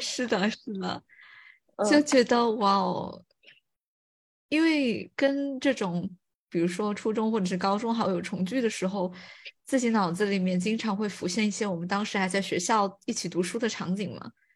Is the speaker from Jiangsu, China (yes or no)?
no; Fuling, Chongqing, China; moved away; 我跟我妈妈在福临城里面散步，然后因为我是出生在那个地方